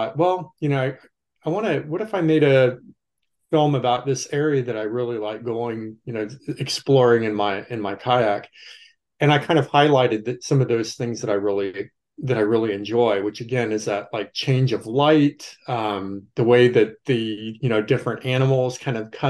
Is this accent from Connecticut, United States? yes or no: no; Texas, United States; moved away as an adult; now in Wilmington, United States; I grew up in Texas, but I've been living in North Carolina and working at the university in Wilmington for about 17 years